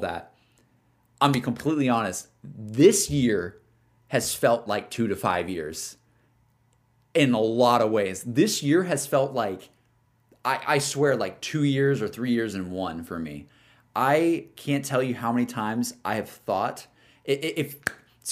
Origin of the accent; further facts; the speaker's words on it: Alabama, United States; also born or lived in Austin, Texas; now in Los Angeles, United States; somebody yeah. who's from Alabama